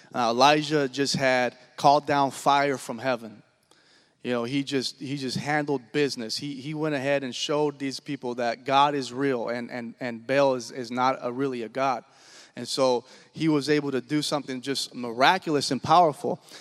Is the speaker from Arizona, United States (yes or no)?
no; Washington, United States; moved away as an adult; also born or lived in Oklahoma; I'm originally from Washington State, born and raised.